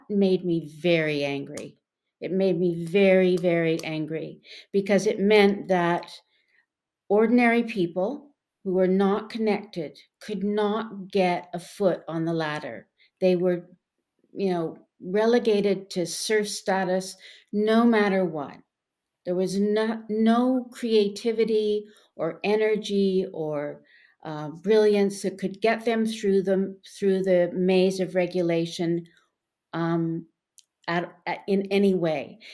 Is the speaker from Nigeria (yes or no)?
no; Canada; when I was growing up in Canada